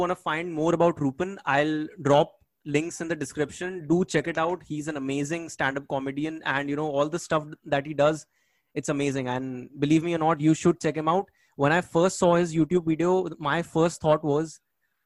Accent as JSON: {"language": "English", "region": "Bangkok", "country": "Thailand", "said": "I'm from Bangkok"}